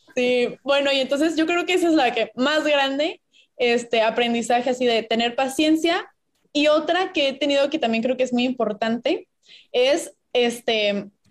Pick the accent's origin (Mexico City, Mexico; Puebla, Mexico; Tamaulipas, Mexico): Puebla, Mexico; moved away as an adult; now in Monterrey, Mexico; yo soy de Puebla, llevo aquí en Monterrey seis años